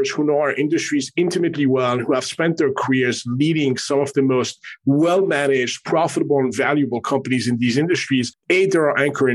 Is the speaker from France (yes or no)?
yes; Paris, Île-de-France, France; also born or lived in Middle East / Manhattan, New York, United States / Canada; now in Miami, United States; I was born in the Middle East and grew up in France. I have a Canadian passport and have spent the past quarter of a century in Manhattan